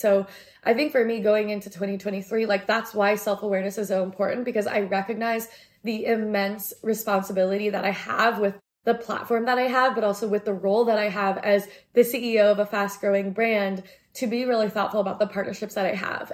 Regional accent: United States; I'm Asian American and I feel like I'm very assimilated

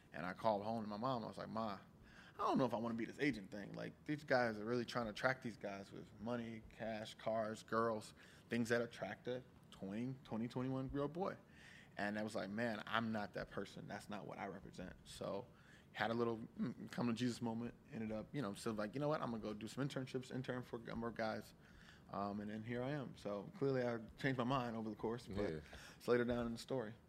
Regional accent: Columbia, Maryland, United States; also born or lived in White Plains, New York / Bahia; I grew up in Columbia, Laurel, Maryland area, right in between that DC, Maryland kind of thing

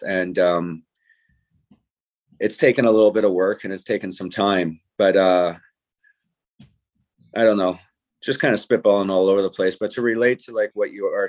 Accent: St. Catharines, Ontario, Canada; my hometown

